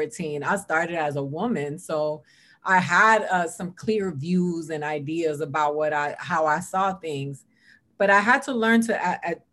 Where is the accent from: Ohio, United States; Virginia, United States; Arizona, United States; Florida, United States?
Florida, United States; Miami; also born or lived in New York; now in Los Angeles, United States; I grew up in Miami, Florida